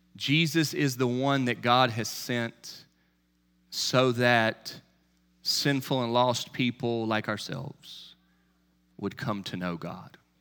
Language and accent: English; Charlotte, North Carolina, United States; When I was a kid growing up in Charlotte, North Carolina